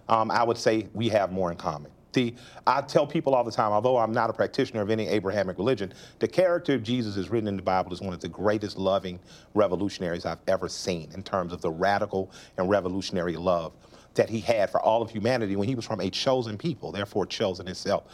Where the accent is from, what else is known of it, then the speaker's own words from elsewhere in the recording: the South, United States; I'm a Southerner.